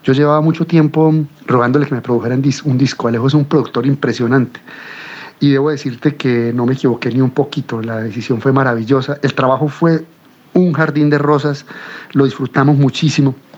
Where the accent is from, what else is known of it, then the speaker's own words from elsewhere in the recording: Colombia; also born or lived in Cuba; las sonoridades del tango, que son las sonoridades con las que yo crecí en mi pueblo